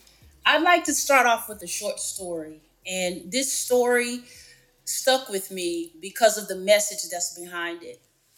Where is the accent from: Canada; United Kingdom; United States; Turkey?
United States; Morton, Texas; I look back where I grew up in Morton, Texas, I realized there's so much more to that story than I ever appreciated growing up. Morton is a very small community